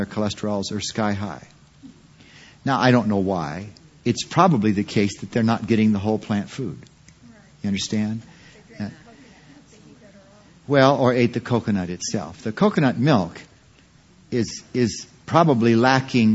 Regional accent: Quincy, California, United States; I was raised in Quincy, California for some of the years.

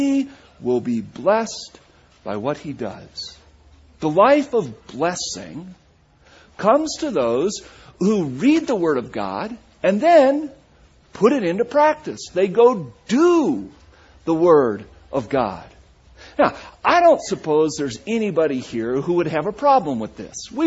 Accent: Walla Walla, Washington, United States; I said, "Walla Walla,"

